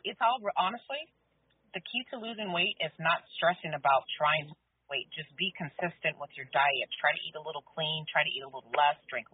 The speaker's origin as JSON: {"language": "English", "town": "Clearwater", "region": "Florida", "country": "United States", "tie": "born or raised there", "said": "I grew up in the Clearwater area, right here on haunted by the Betty Lane and Greenwood area. That is where I grew up at."}